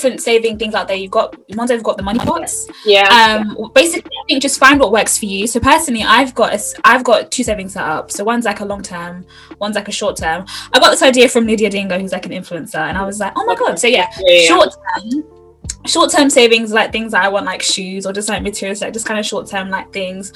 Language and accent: English; United Kingdom; also born or lived in Uganda; particularly as being British Ugandan girls